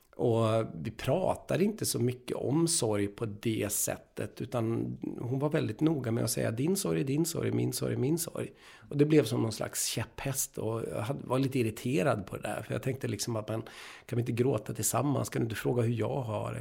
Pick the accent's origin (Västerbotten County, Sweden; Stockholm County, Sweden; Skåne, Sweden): Västerbotten County, Sweden; Umeå; jag är uppvuxen i Umeå med världens mest fantastiska teaterförening, Umeå teaterförening.